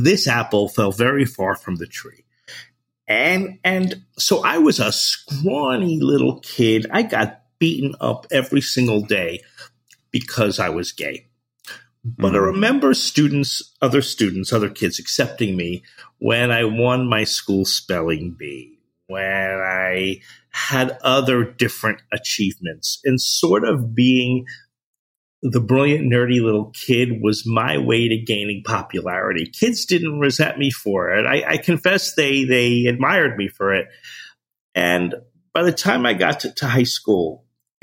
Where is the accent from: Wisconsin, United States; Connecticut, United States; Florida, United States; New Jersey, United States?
New Jersey, United States; I'm from New Jersey